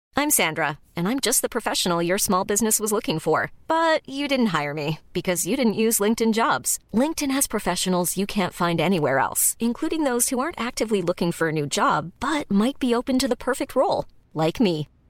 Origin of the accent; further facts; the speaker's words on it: Jenin, West Bank, Palestine; بيت المسنين بمدينتي مدينة جنين في فلسطين